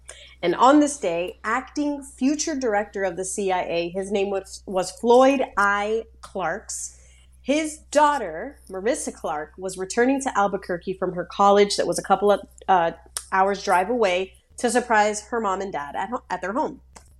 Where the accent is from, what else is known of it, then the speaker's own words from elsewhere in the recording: Colombia; born there; I was born in Columbia.